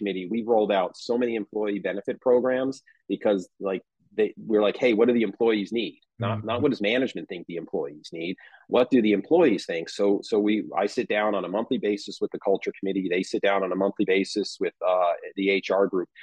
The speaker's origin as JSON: {"language": "English", "region": "New Jersey", "country": "United States", "tie": "born or raised there", "moved": "as an adult", "lives_now": "San Diego, United States", "said": "we were both born and raised in the New Jersey area."}